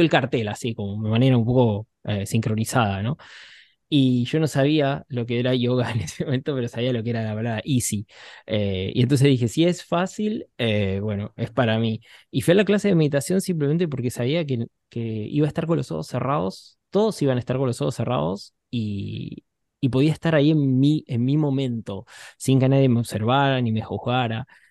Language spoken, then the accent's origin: Spanish; Buenos Aires, Argentina; Yo soy un chico de, Buenos Aires, me crié en un barrio